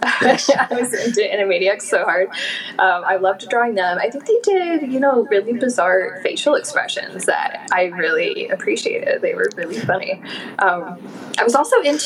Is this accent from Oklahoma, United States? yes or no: yes; Oklahoma City, Oklahoma, United States; moved away as an adult; now in Baltimore, United States; I spent 18 years in Oklahoma. Oklahoma City was where I spent 10 of those years. So I'm from the Midwest